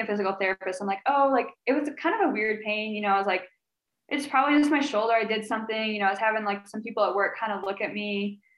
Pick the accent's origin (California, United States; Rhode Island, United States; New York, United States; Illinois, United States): Illinois, United States; now in St. Louis, United States; we're both from Illinois.